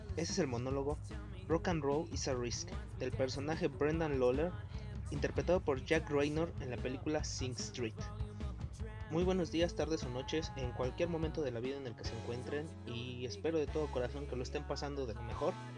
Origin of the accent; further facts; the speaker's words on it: Mexico; los mexicanos aguantamos todo